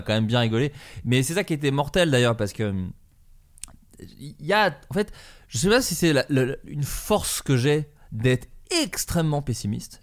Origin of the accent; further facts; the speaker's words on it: Burgundy, Bourgogne-Franche-Comté, France; moved away; en Bourgogne là où j'ai grandi en grande ah, partie